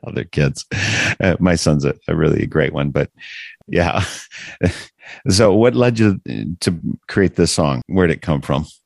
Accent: Wisconsin, United States; I am from Wisconsin

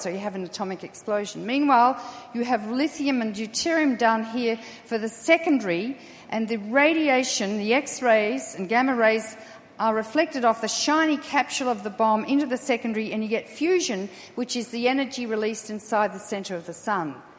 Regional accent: Australia; I'm Australian

